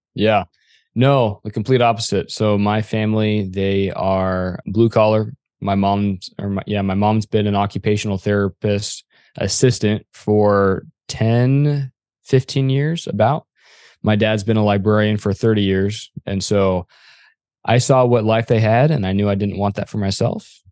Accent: Arizona, United States; I am from Arizona

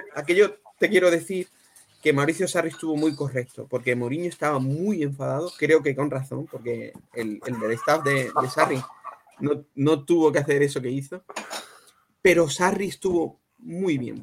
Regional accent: Cádiz, Andalusia, Spain; now in London, United Kingdom; donde yo soy, desde Cádiz

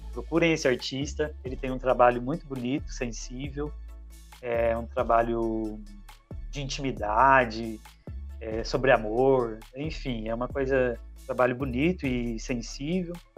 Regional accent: Minas Gerais, Brazil; moved away as an adult; now in Campinas, Brazil; Nasci em Minas, tenho 30 anos. Desses 30 anos, 10 morando aqui em Campinas, onde resido atualmente

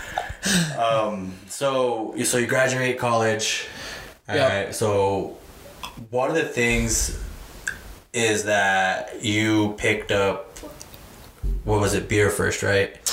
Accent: Bernalillo, New Mexico, United States; we're we're from Bernalillo, New Mexico

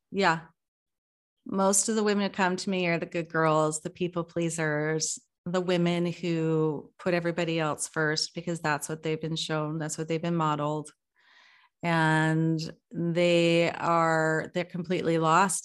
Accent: British Columbia, Canada; now in Vancouver, Canada; I'm calling from Vancouver. Uh, been living here for just a year now, and having been born and raised and lived most of my life in the suburbs

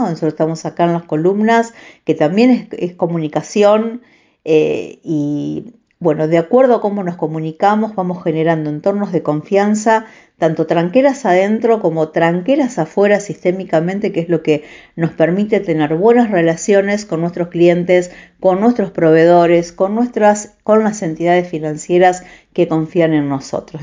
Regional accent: Vigán, Santa Fe, Argentina; nací, crecí en Vigán, un pueblo de la provincia de Santa Fe

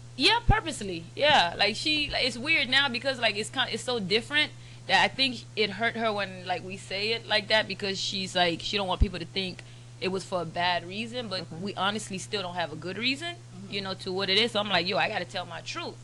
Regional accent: Broward County, South Florida, United States; also born or lived in Turks and Caicos; now in Miami, United States; I grew up in Turks and Caicos and then South Florida, Broward County

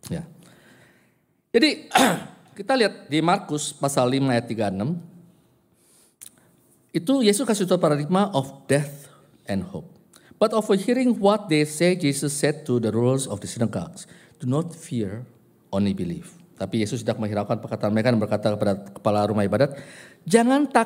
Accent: Java, Indonesia; Ada yang kultur Jawa, saya, kult, uh, ah, saya Jawa, ya kan?

